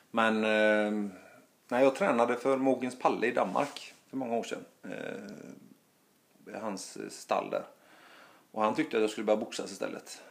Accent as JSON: {"language": "Swedish", "town": "Gothenburg", "region": "Västra Götaland", "country": "Sweden", "also_born_or_lived": "Stockholm", "said": "hemma i Göteborg"}